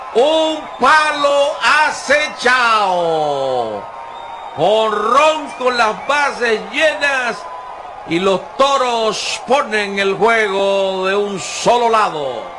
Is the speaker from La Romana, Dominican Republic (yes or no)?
yes; La Romana, Dominican Republic; cuando yo jugaba béisbol, Texas fue una de las primeras escuelas y academias que, que eh, operaron aquí en la ciudad de La Romana por mucho tiempo. Y nosotros que subimos eh, viendo a Domingo Cedeño